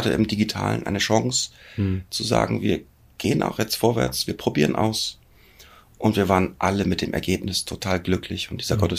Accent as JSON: {"language": "German", "region": "Hamburg", "country": "Germany", "said": "Aus der {S0} schönsten Stadt der Welt komme ich."}